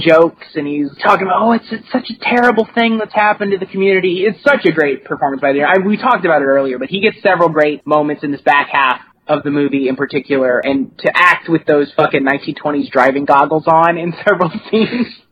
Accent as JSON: {"language": "English", "region": "Kentucky", "country": "United States", "tie": "born or raised there", "said": "I'm from Kentucky and I you know I grew up in a small town"}